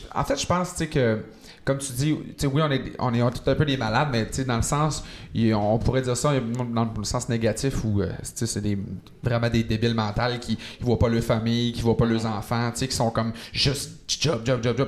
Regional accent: Quebec, Canada; moved away; dans mon patelin, donc au saint lac saint jean

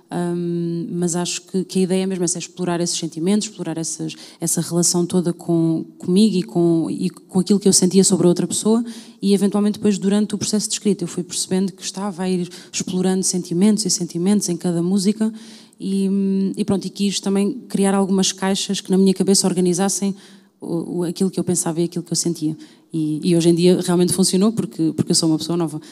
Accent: Louriçal, Centro, Portugal; also born or lived in London; tive num grupo de cavaquinhos no, na zona de Pombal, uh, numa, numa vila chamada Lourissal, que fez parte da minha vida durante, diria, até cerca dos meus nove anos

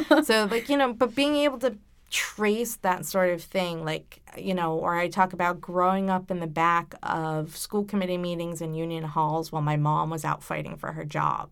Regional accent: Warwick, Rhode Island, United States; I grew up in Gatsby, Warwick

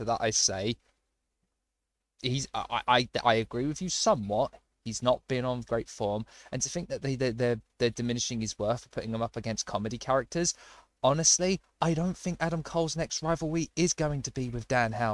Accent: United Kingdom; Don't we all as British wrestling fans of Japanese wrestling?

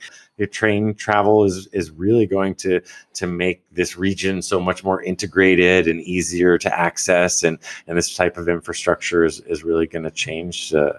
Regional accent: Hawaii, United States; moved away; I'm from Hawaii

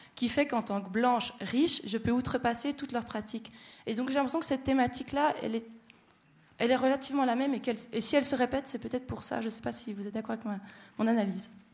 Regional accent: Neuchâtel, Switzerland; also born or lived in Morocco; pour moi en tant que neuchâteloise

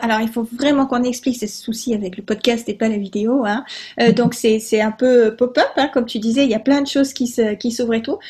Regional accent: Provence-Alpes-Côte d'Azur, France; je suis originaire de Provence

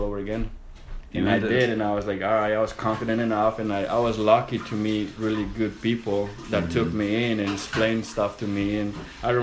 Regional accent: Colombia; English is a second language; now in Connecticut, United States

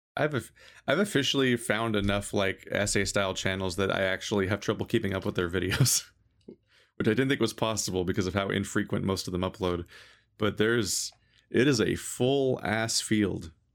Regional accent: United States; as an American

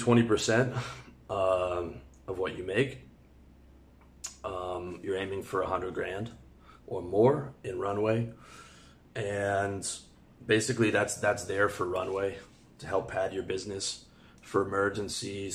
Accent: Canada; moved away as an adult; also born or lived in Thailand; now in Georgia; The bulk of my money's in Canadian dollars because I'm Canadian.

